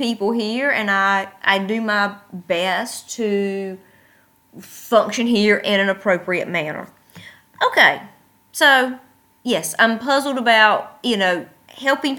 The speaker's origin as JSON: {"language": "English", "country": "United States", "moved": "yes", "said": "I am American, and I do act American"}